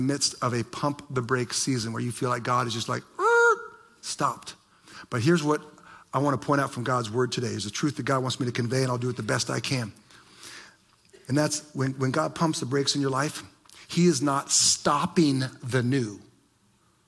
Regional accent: Ohio, United States; moved away; I remember growing up in Ohio and my dad teaching me to drive

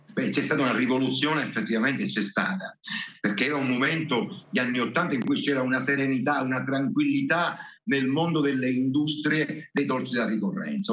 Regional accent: Castelbuono, Sicily, Italy; noi siamo in, in, un'area geografica, in una catena rocciosa, eh, sono le Madonie

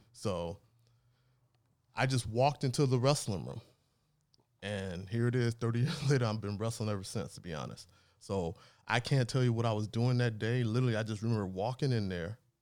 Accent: Los Angeles, California, United States; also born or lived in New Orleans; grew up in Los Angeles area here

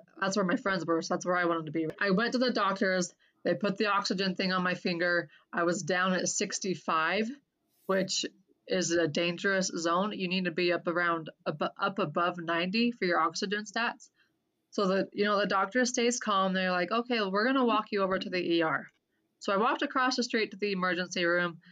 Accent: Clinton, Utah, United States; also born or lived in Cache Valley, Utah / Portland, Oregon; I grew up in Clinton. The funny thing is I grew up in the exact same house I currently live in. My parents bought this house brand new I was 8 years old. We moved from Cache Valley to Davis County.

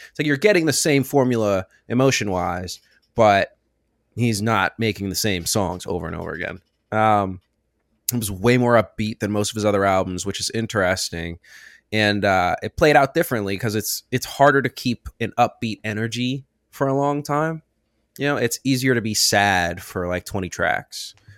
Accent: Richmond, Virginia, United States; I'm from Richmond, Virginia

